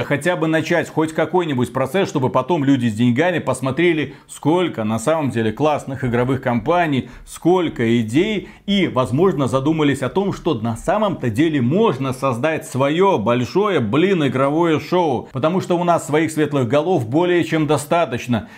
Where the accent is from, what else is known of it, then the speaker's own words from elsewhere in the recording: Belarus; мы белорусы